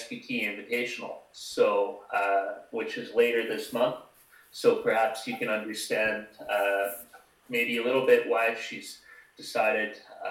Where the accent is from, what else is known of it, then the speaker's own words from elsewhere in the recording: Canada; as a Canadian